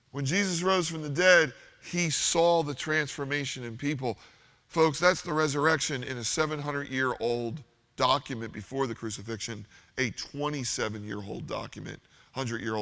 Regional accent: Philadelphia, Pennsylvania, United States; we're from Philadelphia

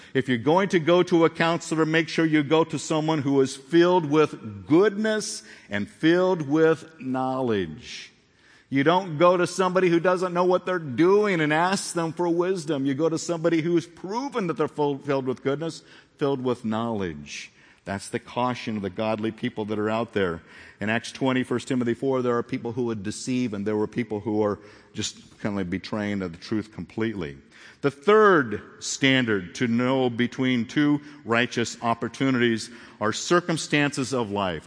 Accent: Phoenix, Arizona, United States; moved away; also born or lived in Corona; I grew up in Phoenix.

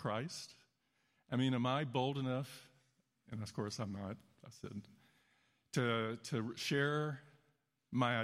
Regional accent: Chicago, Illinois, United States; also born or lived in Texas; we're from the Chicago area

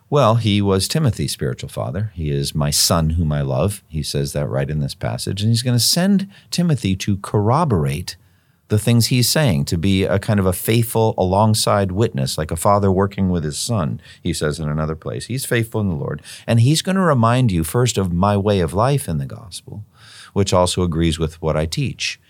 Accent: United States; as an American Christian

